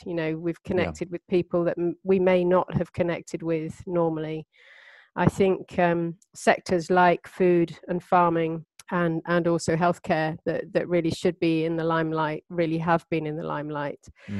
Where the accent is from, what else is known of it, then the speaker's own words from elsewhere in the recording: Cyprus; born there; also born or lived in India / Turkey; I was born in Cyprus. And then we moved to India, where my sister Emma Craigie was born. And then we moved on to Turkey after that.